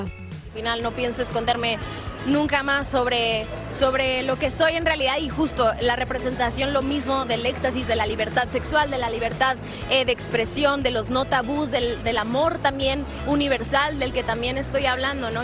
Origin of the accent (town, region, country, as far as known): Mexico